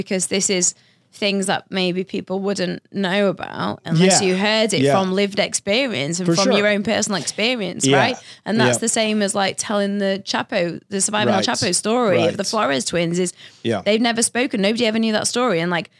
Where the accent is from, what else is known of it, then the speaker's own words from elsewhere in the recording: United Kingdom; I am British, not Australian.